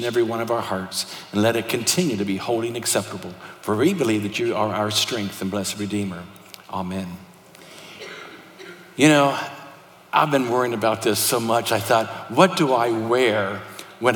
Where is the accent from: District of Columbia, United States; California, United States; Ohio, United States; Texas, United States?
Ohio, United States; Thornville; moved away; I'm from Thornville, Ohio.